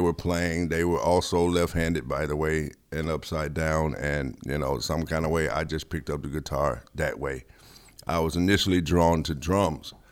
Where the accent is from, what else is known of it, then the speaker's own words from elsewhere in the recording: Memphis, Tennessee, United States; I grew up in Memphis